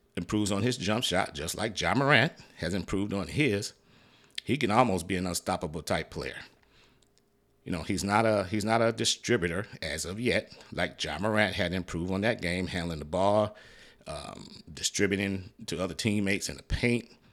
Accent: Detroit, Michigan, United States; moved away; I'm originally from Detroit, Michigan

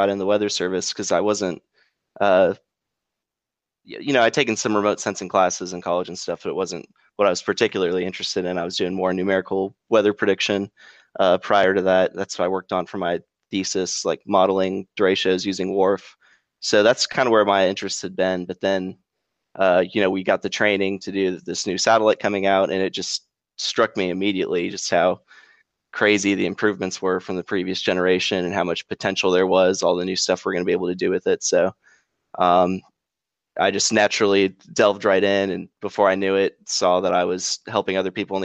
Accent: Southern California, United States; now in Memphis, United States; I grew up in Southern California, so we didn't have a whole lot of super interesting weather there

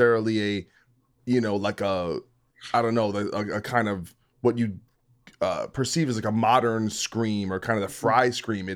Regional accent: New Jersey, United States; as a kid growing up in Jersey

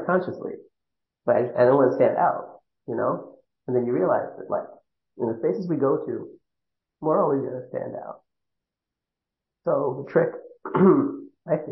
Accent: Northeast, United States; accent: Northeast; also born or lived in New York; I clearly sound like I'm from the Northeast

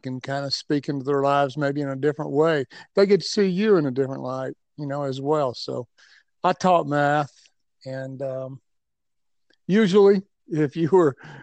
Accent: Tennessee, United States; moved away as an adult; also born or lived in Atlanta, Georgia; Born and raised in Tennessee

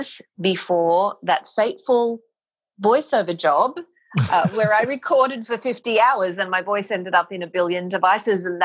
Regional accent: Mackay, Queensland, Australia; moved away as an adult; now in New York City, United States; I am originally from Australia. I moved to New York City in the year 2000

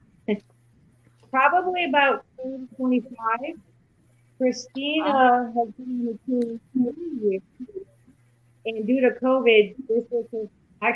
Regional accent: Massachusetts, United States; moved away; I'm from Massachusetts.

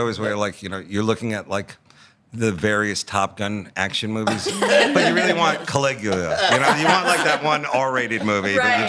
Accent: Long Island, New York, United States; We're from Long Island, like we're like kind of raised to be drinkers, you know. It's like a big drinker place.

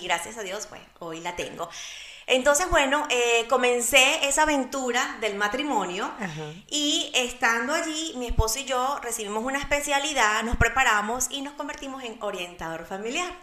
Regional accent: Barquisimeto, Lara, Venezuela; now in Orlando, United States; soy de Venezuela, de una ciudad llamada Barquisimeto, la ciudad musical de mi bello país

